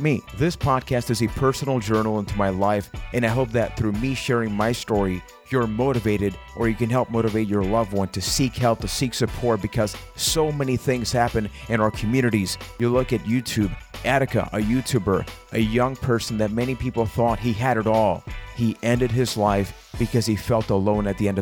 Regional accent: Puerto Rico; I am from Puerto Rico

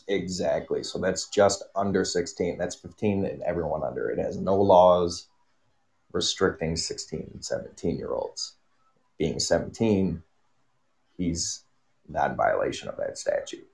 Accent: Kenosha, Wisconsin, United States; I grew up in a village in Kenosha County, so I grew up around 2,000 people was the population of my city but I grew up in Kenosha

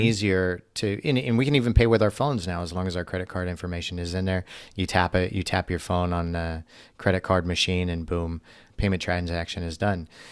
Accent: United States; As an American myself

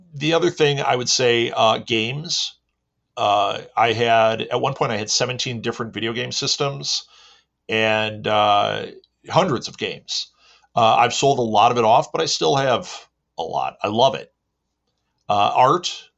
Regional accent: Midwest, United States; I am from the Midwest in America.

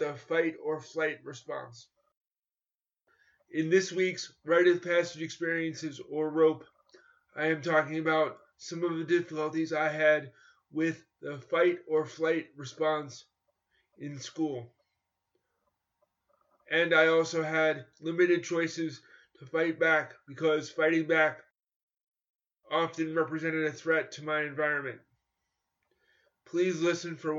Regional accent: New York, United States; born or raised there

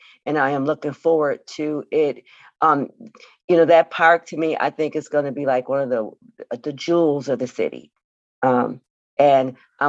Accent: Buffalo, New York, United States; I'm from Buffalo.

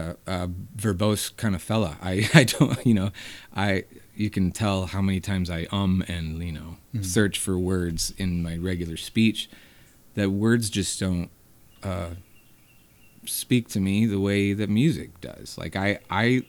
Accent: Hendersonville, North Carolina, United States; also born or lived in Asheville, North Carolina; I grew up in Hendersonville, North Carolina, and came to Asheville often

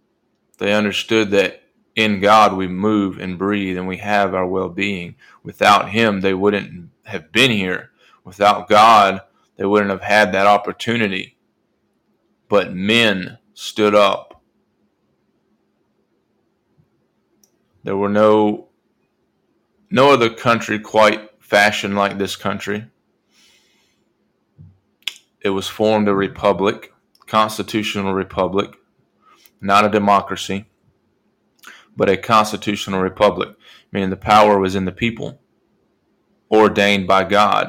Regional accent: United States; this country, my country, I'm an American

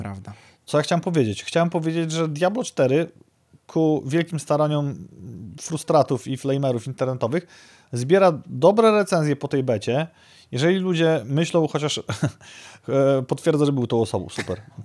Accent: Białystok, Podlaskie Voivodeship, Poland; w naszym dobrym, porządnym Białymstoku

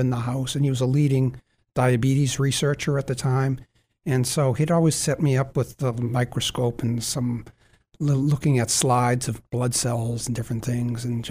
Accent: Weymouth, Massachusetts, United States; also born or lived in Braintree, Massachusetts / Chicago / Australia; I grew up in the South Shore of Boston, Braintree, and then Weymouth

